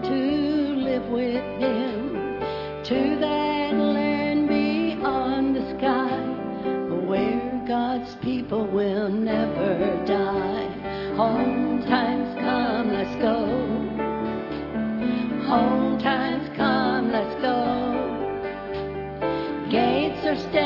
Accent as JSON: {"language": "English", "town": "Beaufort", "region": "South Carolina", "country": "United States", "said": "I'm from Beaufort, South Carolina"}